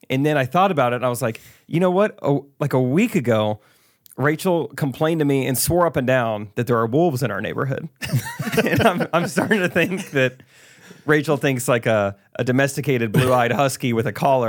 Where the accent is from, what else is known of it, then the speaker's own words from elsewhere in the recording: Iowa, United States; I'm from Iowa. I don't know.